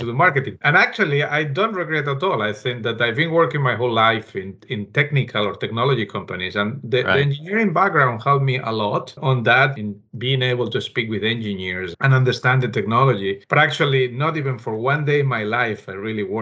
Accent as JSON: {"language": "English", "town": "Barcelona", "region": "Catalonia", "country": "Spain", "tie": "born or raised there", "also_born_or_lived": "Alicante, Spain", "moved": "as an adult", "lives_now": "Pennsylvania, United States", "said": "we moved to Barcelona and I grew up there"}